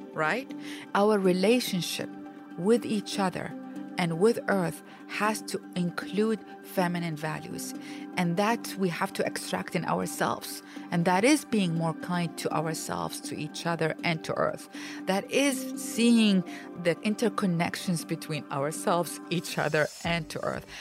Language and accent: English; Iraq; I grew up in the city all my life, and despite the fact that I am from Iraq